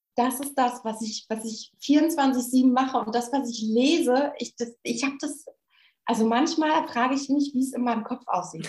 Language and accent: German; Germany; von uns Deutschen